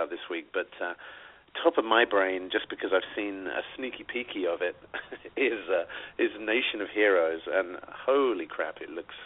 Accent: New York, United States; I'm the guy from New York

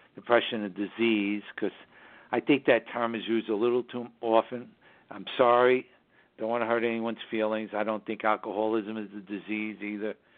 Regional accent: New York City, New York, United States; now in Hudson Valley, United States; we broadcast from the southern Hudson Valley region of New York State, which is northern suburbs of New York City, my hometown

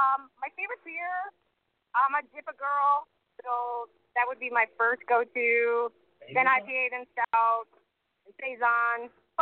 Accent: Buffalo, New York, United States; accent: Buffalo; now in Ohio, United States; My accent's a Buffalo accent.

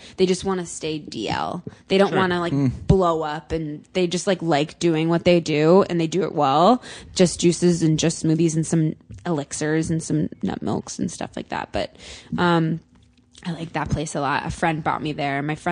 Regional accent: Connecticut, United States; moved away as an adult; also born or lived in New York; now in Los Angeles, United States; I'm from the East Coast. I'm from Connecticut

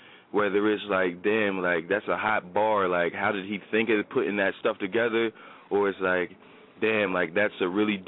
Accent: Trenton, New Jersey, United States; moved away; growing up in Trenton

